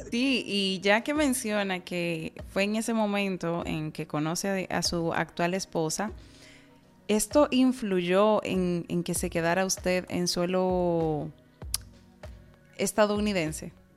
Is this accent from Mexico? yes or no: no; Dominican Republic; nuestro país